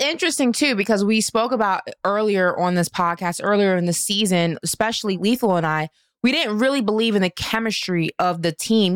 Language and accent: English; New York City, New York, United States; my hometown of Brooklyn, New York